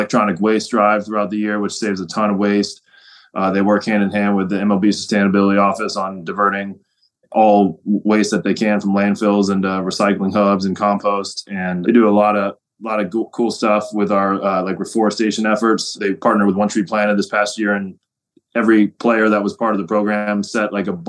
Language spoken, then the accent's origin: English; Cincinnati, Ohio, United States; right here in my hometown of Cincinnati